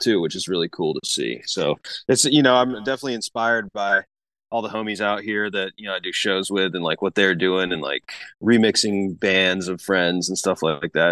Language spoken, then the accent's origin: English; Asheville, North Carolina, United States; moved away; I'm from Asheville, North Carolina originally, so I grew up around, like, a lot of that hillbilly bluegrass type stuff